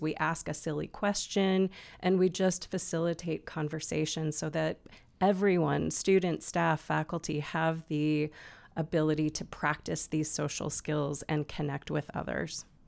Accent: Olympia, Washington, United States; moved away as an adult; now in Bend, United States; I'm originally from Olympia, Washington, where I lived and worked for many years

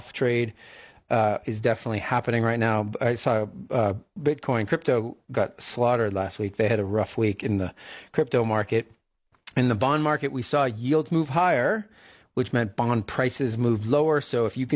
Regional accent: East Coast, United States; moved away; I grew up on the East Coast

